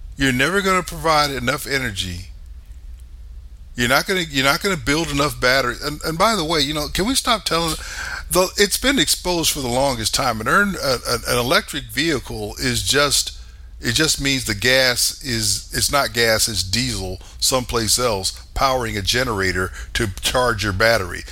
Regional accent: United States; I'm an American.

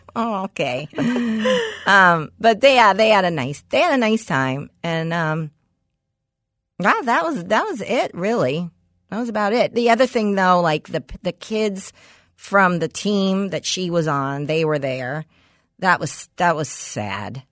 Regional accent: Los Angeles, California, United States; a block from where I grew up in West Hills

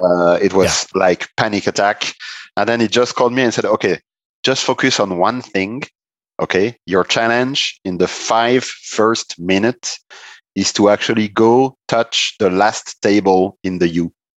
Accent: Strasbourg, Grand Est, France; also born or lived in Italy; Strasbourg, my hometown

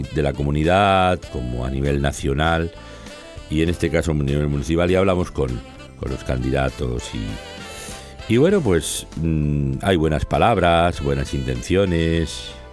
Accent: Barcelona, Catalonia, Spain; en el corazón de Barcelona, donde yo nací

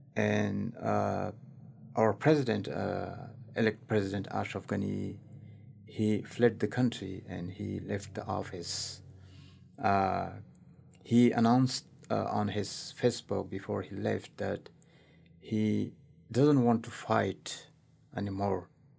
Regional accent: Afghanistan; now in United States; I'm originally from Afghanistan, and also I'm a U.S. citizen.

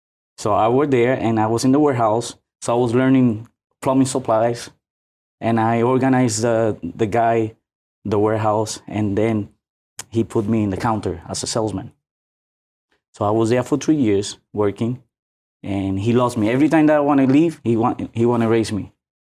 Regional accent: New York, United States; No, I was born in New York.

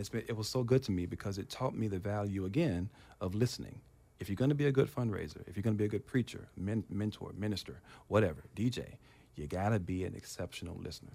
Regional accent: Memphis, Tennessee, United States; moved away as an adult; also born or lived in Providence, Rhode Island; now in California, United States; when I was growing up in Tennessee

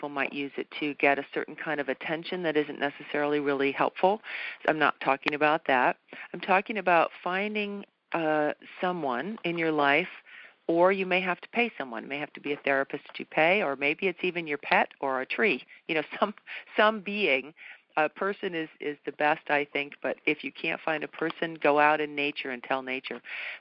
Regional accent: New England, United States; moved away; I was brought up, I'm from New England originally

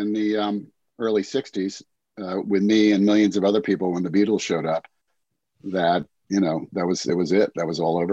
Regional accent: New Jersey, United States; moved away as an adult; also born or lived in Vermont / California; I grew up in New Jersey.

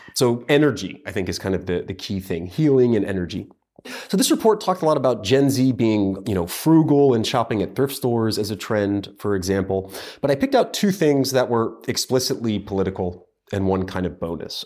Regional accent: United States; As an American

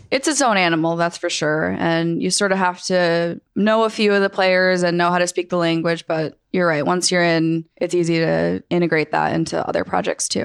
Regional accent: Rhode Island, United States; moved away as an adult; also born or lived in Syracuse, New York; now in Los Angeles, United States; I grew up in Rhode Island

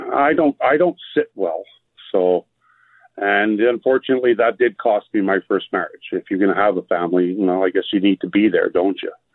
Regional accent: Canada; also born or lived in Quartzsite, Arizona; I am Canadian

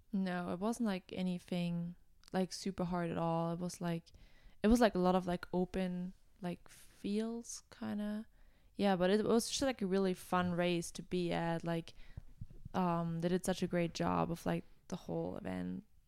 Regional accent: Germany; moved away as an adult; now in United States; I'm originally from Germany

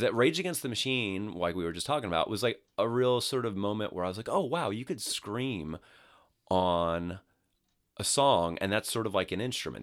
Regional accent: New York City, New York, United States; Staten Island, New York

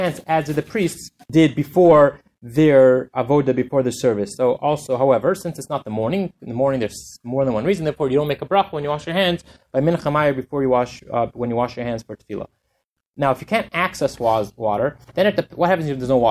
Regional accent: Canada; I'm from Canada, I'll use the kilometers

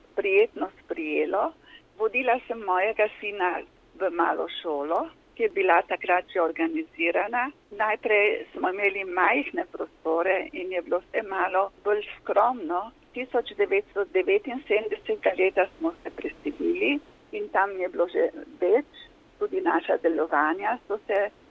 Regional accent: Tolmin, Gorizia, Slovenia; moved away as an adult; also born or lived in Kobarid; now in Frankfurt, Germany; jaz prihajam iz Tolmina, iz Kobarida, kjer sem bila v službi.

